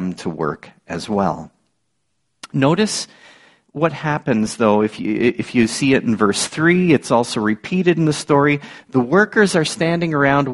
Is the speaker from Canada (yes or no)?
yes; Niagara Falls, Ontario, Canada; growing up in the Niagara region, one of my seasonal jobs was on a farm. My uncle and my cousins were ready to risk it on this teenage city boy from Niagara Falls